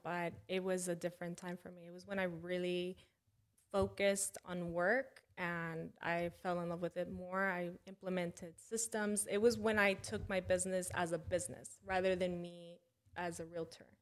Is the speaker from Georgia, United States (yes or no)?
yes; McDonough, Georgia, United States; also born or lived in Mexico / Atlanta, United States; I moved back to my hometown